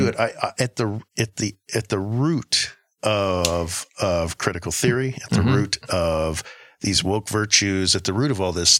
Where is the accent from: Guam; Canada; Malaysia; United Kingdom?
Guam; I grew up in Guam